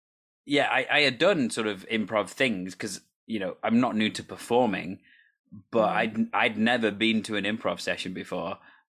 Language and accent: English; Wales, United Kingdom; Well, I am Welsh technically, so it could be a thing, English theatre.